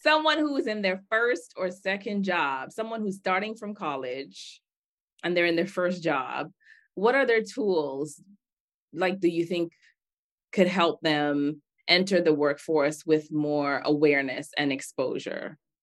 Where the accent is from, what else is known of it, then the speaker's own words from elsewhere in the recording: Bahamas; now in United States; I grew up in the Bahamas, my dad's from Nigeria, my husband's from Togo, I live in the United States of America